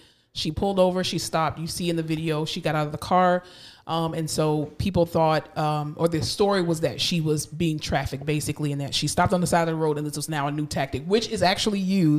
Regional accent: Fort Lauderdale, Florida, United States; Born and raised in Broward County. Okay. In Fort Lauderdale, Florida specifically.

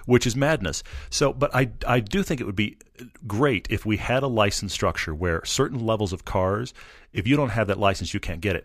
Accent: Texas, United States; I'm from Texas

